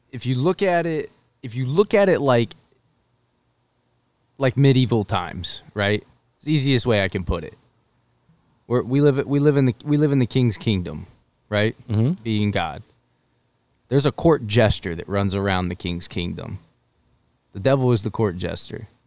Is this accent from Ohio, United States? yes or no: yes; Cleveland, Ohio, United States; I'm from Cleveland